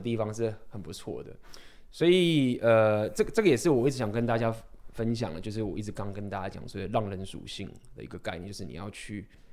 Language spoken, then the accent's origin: Chinese; Taiwan; 我们都是台湾人